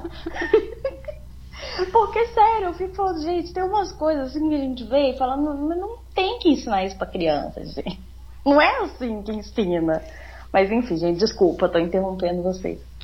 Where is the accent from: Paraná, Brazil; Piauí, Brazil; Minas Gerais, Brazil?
Minas Gerais, Brazil; Varginha; also born or lived in Rio de Janeiro; Eu nasci no Rio de Janeiro, mas morando desde os quatro anos numa cidadezinha do interior de Minas, né, sul de Minas aqui